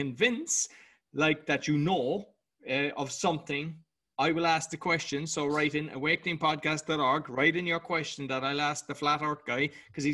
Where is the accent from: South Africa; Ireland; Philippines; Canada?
Ireland; being Irish